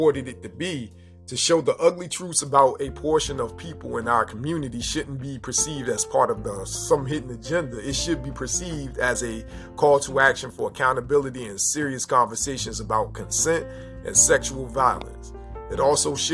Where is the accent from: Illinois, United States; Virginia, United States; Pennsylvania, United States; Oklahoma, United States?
Virginia, United States; Seven Cities; I'm from the Seven Cities in Virginia. Norfolk, Virginia Beach, Newport News, Portsmouth, all